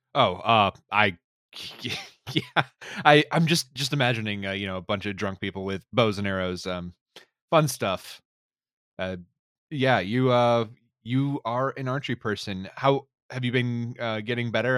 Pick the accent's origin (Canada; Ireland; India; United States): United States; North Carolina; I'm from North Carolina